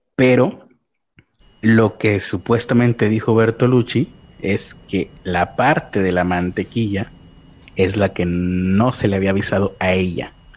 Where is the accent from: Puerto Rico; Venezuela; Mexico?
Mexico; soy mexicano